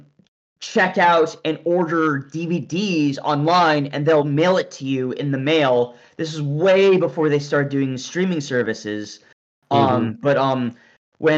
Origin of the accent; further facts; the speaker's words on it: Whitehall, Montana, United States; my hometown of Whitehall, Montana